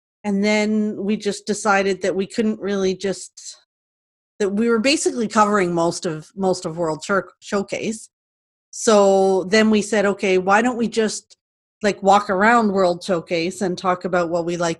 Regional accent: Canada; we're Canadian

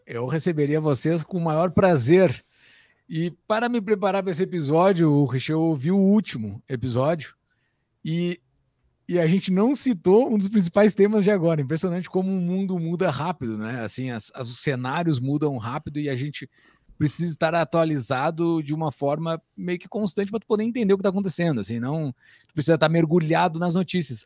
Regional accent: Brazil; E como brasileiros

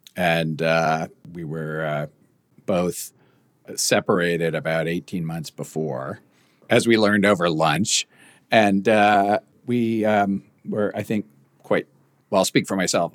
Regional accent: United States; as an American

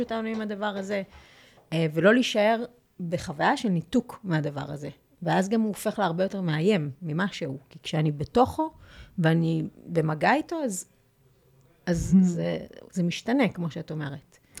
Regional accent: Petah Tikva, Central District, Israel; נולדתי בפתח תקווה, ויש לי, הייתה לי ילדות מאושרת

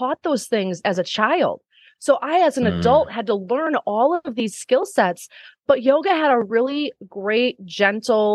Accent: Wisconsin, United States; here in my small hometown in Wisconsin

